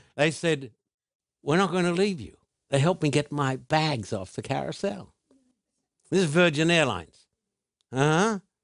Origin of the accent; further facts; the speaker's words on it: Sydney, New South Wales, Australia; now in United States; Sydney is my hometown